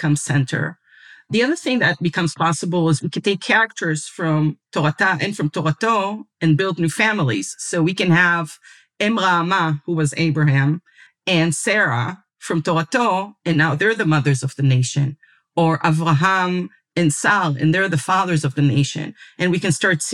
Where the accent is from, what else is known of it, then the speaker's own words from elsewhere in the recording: Israel; I was raised in Israel and went to the secular public school system